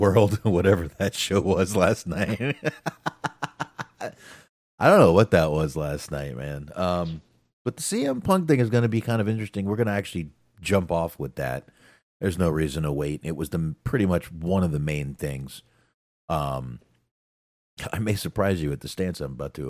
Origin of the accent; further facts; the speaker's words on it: Texas, United States; I'm from Texas. I'm from Texas, y'all. We don't know English here.